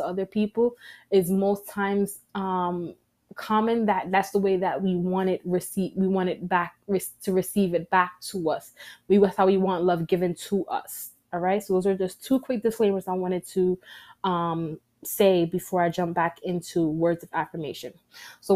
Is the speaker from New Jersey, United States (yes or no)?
no; New York City, New York, United States; I am a New Yorker.